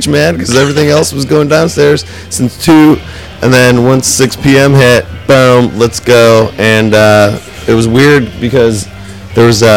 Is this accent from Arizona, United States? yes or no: yes; Flagstaff, Arizona, United States; moved away; we ended up in my hometown, Flagstaff